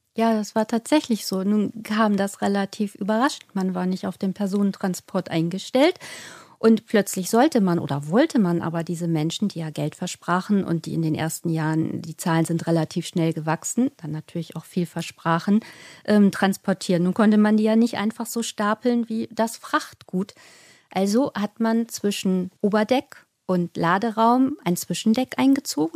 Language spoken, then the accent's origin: German; Hamburg, Germany; ich als gebürtige Hamburgerin